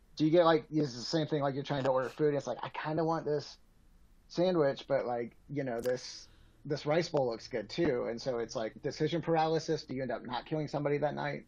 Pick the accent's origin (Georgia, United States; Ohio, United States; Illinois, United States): Georgia, United States; Atlanta; now in Colorado, United States; I grew up in Atlanta